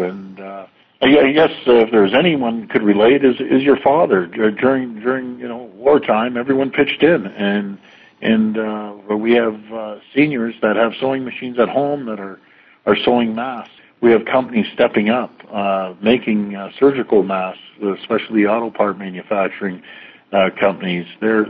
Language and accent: English; Canada; And I've never been more proud of people in Ontario and being a Canadian.